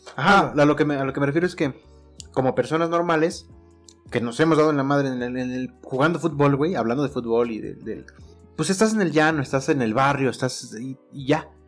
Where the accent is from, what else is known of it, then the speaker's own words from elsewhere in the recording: Mexico; uno como mexicano